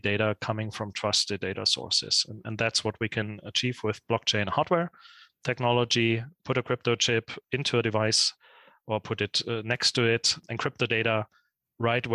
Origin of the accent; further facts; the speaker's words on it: Munich, Bavaria, Germany; my hometown, Munich.